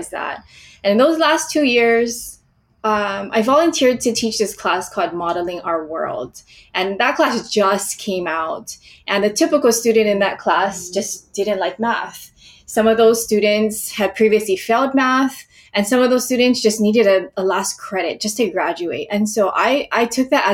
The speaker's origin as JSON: {"language": "English", "region": "Hawaii", "country": "United States", "tie": "born or raised there", "said": "I was born and raised in Hawaii, and I spent a lot of time near the ocean growing up"}